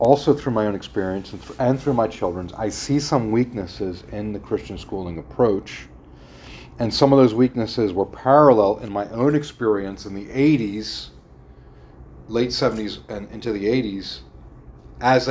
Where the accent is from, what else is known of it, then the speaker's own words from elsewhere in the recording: Philadelphia suburbs, Pennsylvania, United States; also born or lived in Newtown Square; I was born in South Philadelphia, very Italian section. We moved to the suburbs when I was, I was either 1.5 or 2.5, somewhere around 2